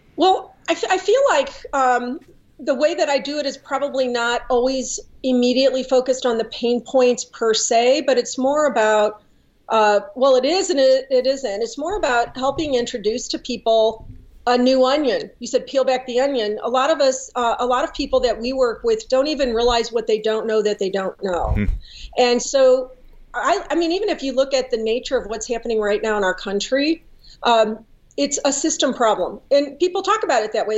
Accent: St. Louis, Missouri, United States; I was born and raised in St. Louis

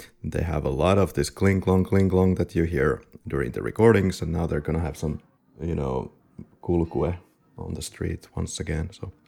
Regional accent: Finland; we both have a rally accent. We are from Finland

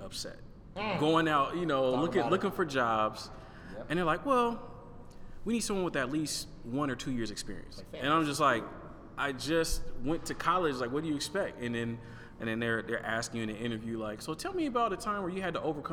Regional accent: Portland, Oregon, United States; also born or lived in Houston; I came from Portland, and then going down to Houston

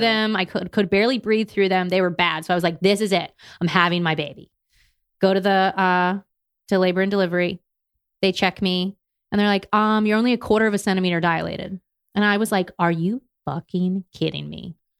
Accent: Maryland, United States; moved away as an adult; also born or lived in California; I'm from Maryland, we're currently in Maryland

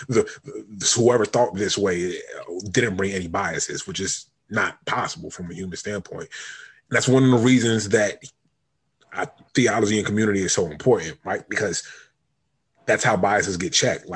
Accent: United States; me growing up in the United States of America

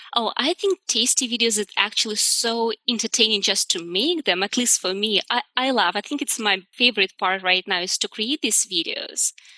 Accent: Udmurtia, Russia; moved away; originally I'm from Russia and we have an area, it's called Udmurtia.

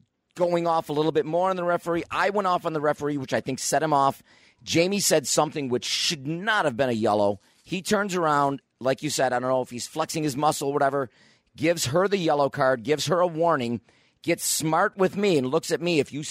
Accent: Niagara Falls, New York, United States; I grew up in Niagara Falls, played Niagara Falls high school soccer.

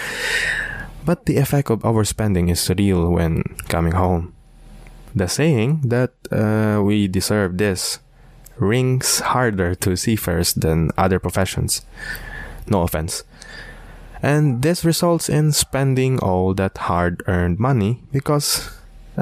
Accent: Philippines; being a Filipino seafarer

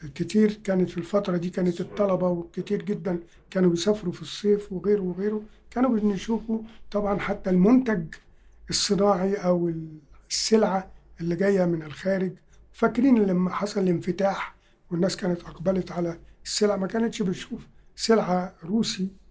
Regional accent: Egypt; بتاعتنا كمصريين

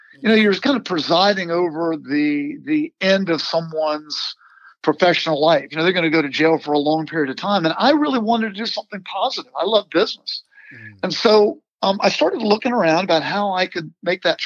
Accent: Virginia, United States; I grew up in Virginia

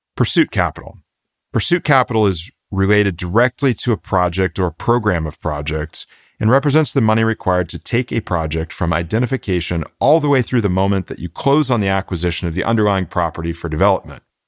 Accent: Florida, United States; my hometown pharmacy in Florida growing up

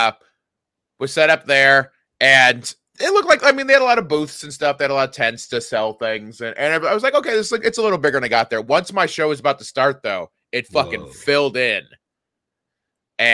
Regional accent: DeMotte, Indiana, United States; now in Southern California, United States; went to my hometown

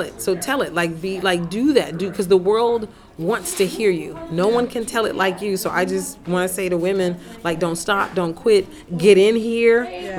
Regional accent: United States; also born or lived in Huntsville, Alabama / New Orleans, Louisiana; now in Los Angeles, United States; I'm based in Los Angeles, California, but born and raised in Huntsville, Alabama, and New Orleans, Louisiana

